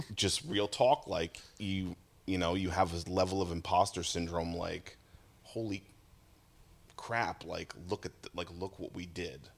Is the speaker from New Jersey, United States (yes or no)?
yes; Jackson, New Jersey, United States; I used to go to like backyard shows in Tom's River when I grew up in Jackson